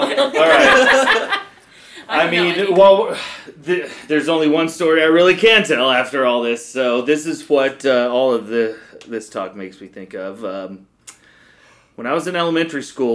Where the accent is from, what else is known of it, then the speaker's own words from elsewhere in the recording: Prairie City, Iowa, United States; He lived exactly one block away from me in my hometown of Prairie City